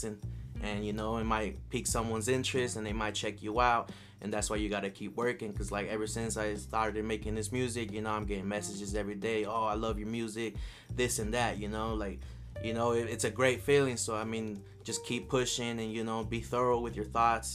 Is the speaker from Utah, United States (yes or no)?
yes; Salt Lake City, Utah, United States; I'm from Rose Park